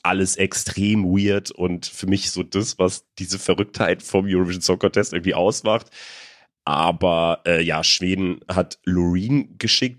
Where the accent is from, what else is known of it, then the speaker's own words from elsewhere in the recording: Germany; als Deutsche